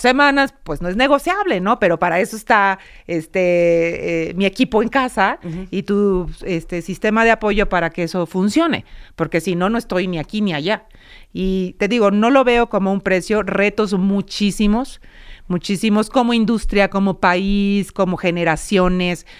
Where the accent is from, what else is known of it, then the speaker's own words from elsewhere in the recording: Mexico; los mexicanos